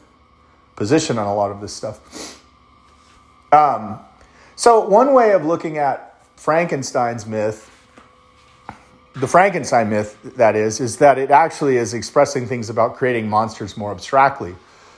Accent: United States; I'm American

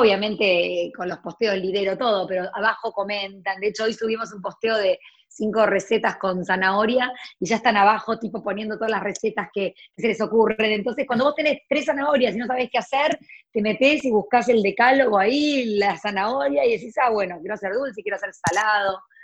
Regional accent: Córdoba, Argentina; moved away as an adult; also born or lived in United States; me iba al negocio de mi abuela en Córdoba, yo soy cordobesa

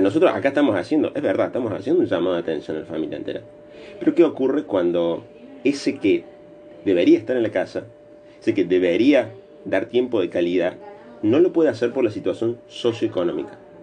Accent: Argentina; nosotros como argentinos

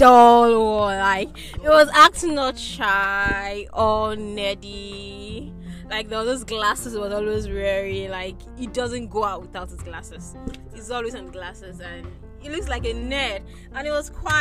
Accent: Igbo, Igboland, Nigeria; I'm a Nigerian princess and a proud Igbo girl

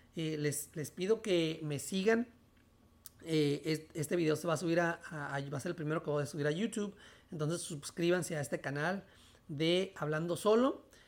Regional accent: National City, California, United States; also born or lived in Mexico; donde yo nací, aquí en National City, San Diego

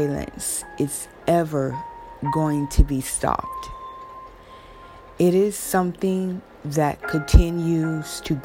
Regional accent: Jacksonville, Florida, United States; I am from the South, but I am from Florida. And Jacksonville, Florida, where I'm from

